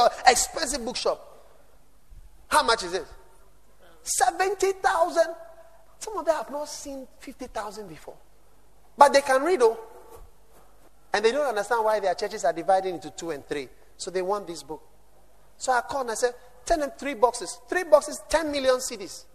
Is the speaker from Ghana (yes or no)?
yes; Ghana; I'm not an American. I'm a Ghanaian in Africa